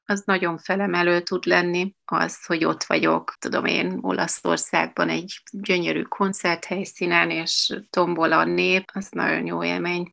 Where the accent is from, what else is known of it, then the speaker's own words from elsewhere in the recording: Munich, Bavaria, Germany; moved away as an adult; also born or lived in Bratislava, Slovakia; now in Budapest, Hungary; én pozsonyi vagyok, ott születtem, és már ott elkezdtem táncolni az aprószőtesben, és 7 éves koromban Németországba. Münchenben szerencsére nagyon erős a magyar közeg